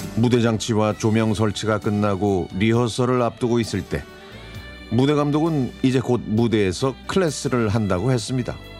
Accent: Anyang, Gyeonggi Province, South Korea; 저는 경기도 안양시에서 학창 시절을 보냈습니다

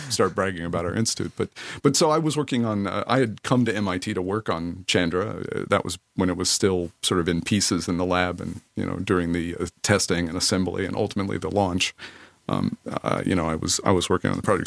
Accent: Kentucky, United States; now in Netherlands; I grew up in the southern part of the U.S. in Kentucky

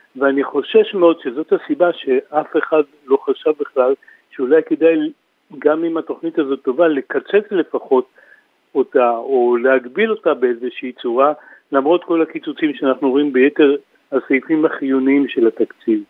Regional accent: Kiryat Gat, Southern District, Israel; אני בא מקריית גת

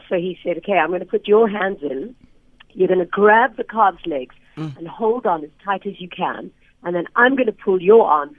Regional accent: Johannesburg, Gauteng, South Africa; now in Cape Town, South Africa; I'm from Joburg. I'm from the East Rand. And I went to the Cape, not for the beaches, but just for work, actually.

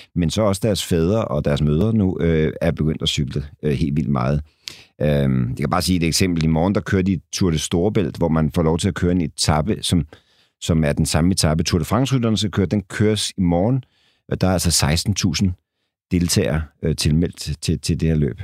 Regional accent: Denmark; som danskere

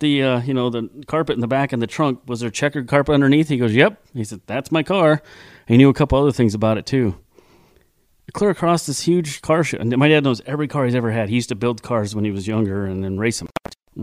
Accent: California, United States; I grew up in California

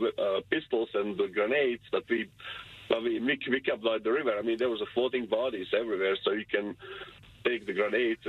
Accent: Bosnia & Herzegovina; now in United States; I came from Bosnia and Herzegovina, the old Yugoslavian war

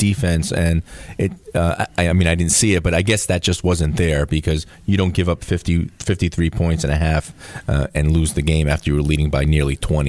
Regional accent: Fall River, Massachusetts, United States; also born or lived in Kingston, Rhode Island; growing up in Fall River

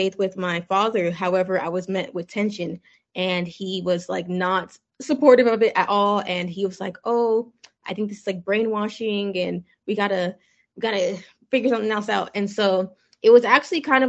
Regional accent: United States; also born or lived in Nigeria; I was born over there, and then we actually came over to the United States as a child. So it was actually an interesting experience for me growing up in the United States

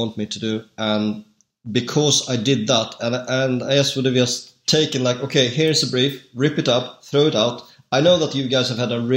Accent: Sweden; I'm actually from Sweden

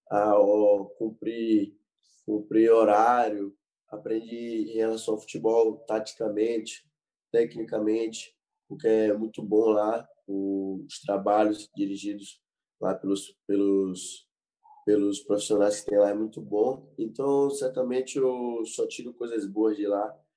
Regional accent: Salvador, Bahia, Brazil; Eu sou daqui de Salvador, então é muito calor e lá na Suíça é, é muito frio, é muito diferente, né?

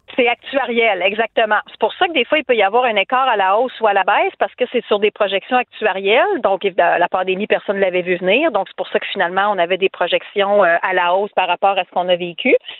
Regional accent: Quebec City, Quebec, Canada; je viens de Québec

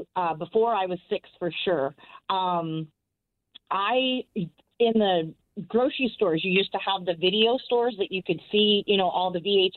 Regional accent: Arizona, United States; I am from Arizona

